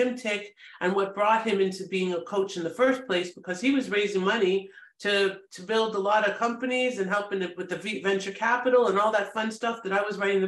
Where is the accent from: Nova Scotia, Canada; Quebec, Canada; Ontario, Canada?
Ontario, Canada; Toronto; moved away as an adult; now in United States; I'm Canadian. I'm from a great city, Toronto